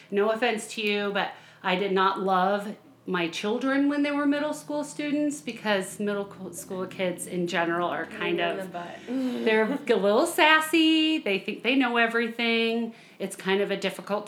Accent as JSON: {"language": "English", "region": "Colorado", "country": "United States", "tie": "born or raised there", "also_born_or_lived": "Missouri", "moved": "as an adult", "said": "I grew up in Colorado"}